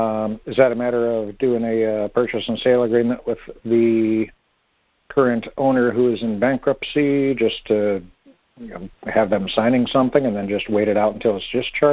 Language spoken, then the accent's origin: English; Wisconsin, United States; now in Fort Myers, United States; I am from Wisconsin, but I'm currently in Fort Myers, Florida.